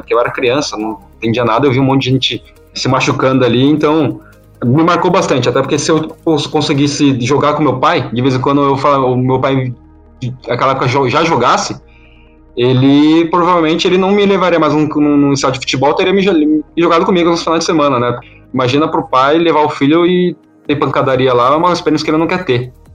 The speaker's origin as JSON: {"language": "Portuguese", "region": "São Paulo", "country": "Brazil", "said": "eu sou de São Paulo"}